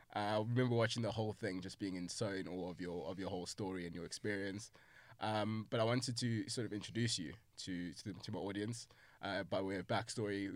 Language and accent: English; South Africa; I'm South African